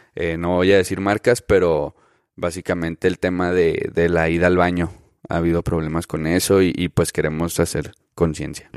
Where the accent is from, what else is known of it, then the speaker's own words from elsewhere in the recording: Ciudad Juárez, Chihuahua, Mexico; yo soy de Juárez, de Ciudad Juárez, Chihuahua.